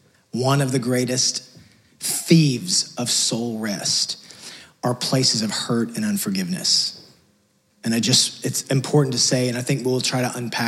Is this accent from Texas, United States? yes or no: yes; Texas, United States; Sorry, we came from West Texas. It just doesn't do that out there. So I'm still trying to get used to it. 5 years later.